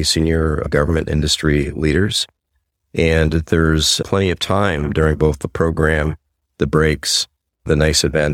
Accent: United States; I'm from the United States

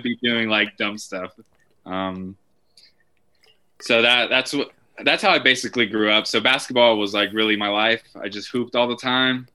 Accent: Albuquerque, New Mexico, United States; also born or lived in Santa Ana, California; I grew up in Albuquerque

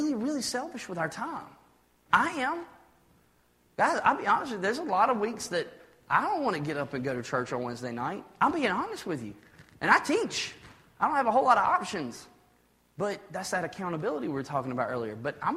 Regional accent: United States; I'm an American

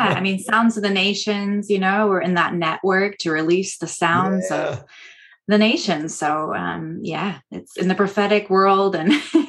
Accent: Iowa, United States; moved away as an adult; also born or lived in Texas; now in Norway; I am a mother. I am a wife. I have two little children. I came originally from, I grew up in Iowa. So I'm American and I live in Norway.

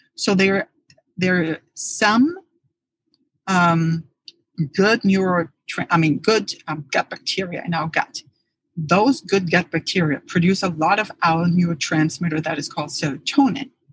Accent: Germany; moved away; I grew up in Germany

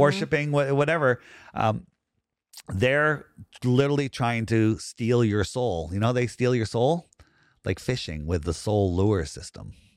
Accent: Fairfield County, Connecticut, United States; I grew up in Fairfield County.

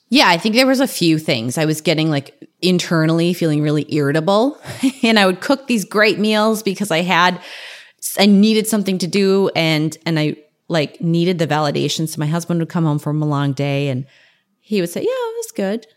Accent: North Dakota, United States; now in San Diego, United States; I'm from North Dakota

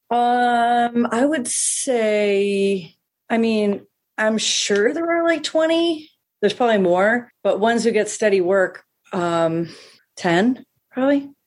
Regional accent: Stowe, Vermont, United States; now in Newport, Rhode Island, United States; I grew up in Vermont

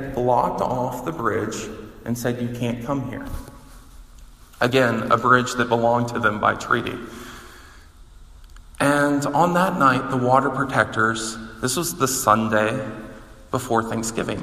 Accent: the South, United States; moved away; I grew up in the South

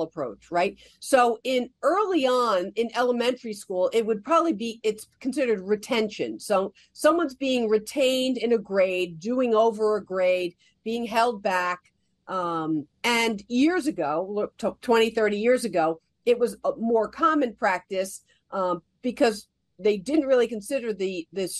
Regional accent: New Jersey, United States; I grew up in New Jersey

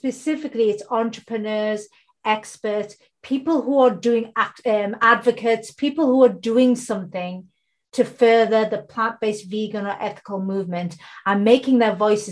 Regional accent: United Kingdom; I'm based in the UK. I'm born in the UK. My heritage comes from India and Bangladesh

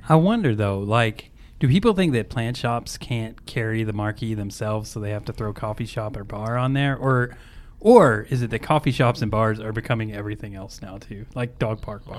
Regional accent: Kentucky, United States; moved away as an adult; now in Indiana, United States; I'm from Kentucky and I moved to Indiana because I just, I used to work there and just kinda fell in love with it

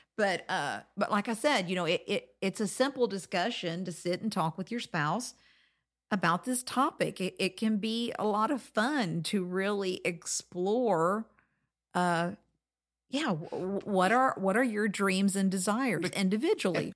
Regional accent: Florida, United States; I grew up in Florida

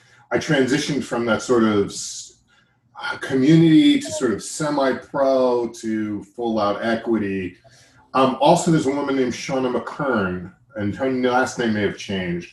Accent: Massapequa Park, New York, United States; I'm from Massapequa Park

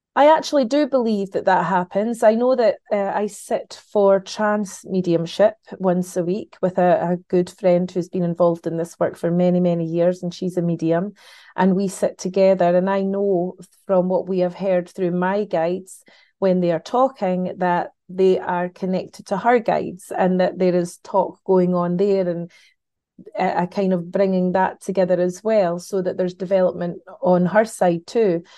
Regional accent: Scotland, United Kingdom; as a Scottish, um, person

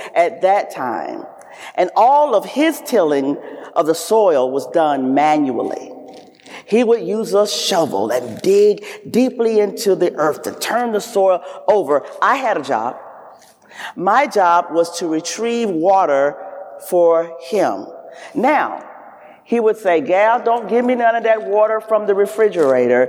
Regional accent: the South, United States; I am a Southerner.

